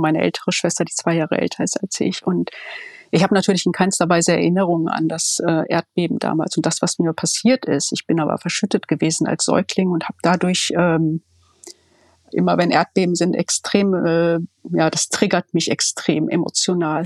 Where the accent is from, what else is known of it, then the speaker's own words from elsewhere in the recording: Ruhr area, North Rhine-Westphalia, Germany; moved away as an adult; also born or lived in Berlin; Ich komme ja aus dem Ruhrgebiet